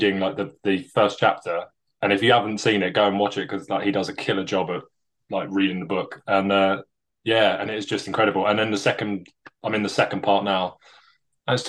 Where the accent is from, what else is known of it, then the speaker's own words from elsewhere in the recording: London, United Kingdom; moved away as an adult; now in Bristol, United Kingdom; Was born and raised in London, and then moved to Bristol for my work.